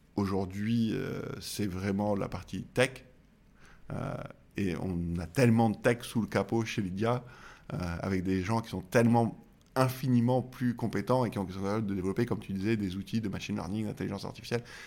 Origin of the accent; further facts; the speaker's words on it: Marseille, Provence-Alpes-Côte d'Azur, France; je suis Marseillais